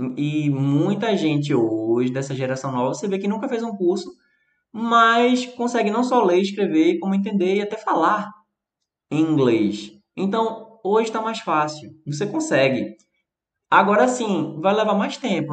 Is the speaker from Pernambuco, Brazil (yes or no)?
yes; Recife, Pernambuco, Brazil; accent: Recife; meu sotaque aqui do Recife